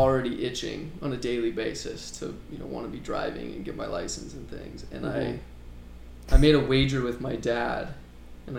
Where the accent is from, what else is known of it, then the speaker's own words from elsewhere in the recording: Phoenix, Arizona, United States; born and raised in Phoenix, Arizona.